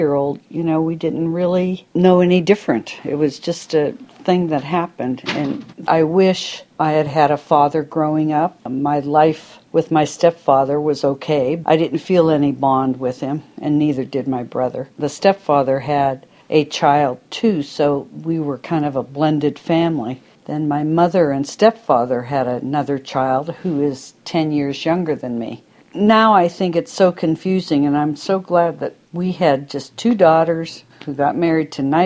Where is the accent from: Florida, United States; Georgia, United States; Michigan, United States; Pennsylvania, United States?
Pennsylvania, United States; I am 68 years old and I grew up in Pennsylvania